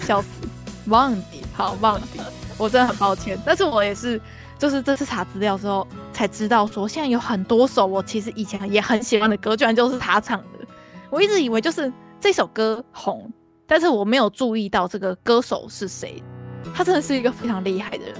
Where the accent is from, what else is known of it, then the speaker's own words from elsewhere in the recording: Taiwan; 对于我们台湾人来说，我们是怎么想？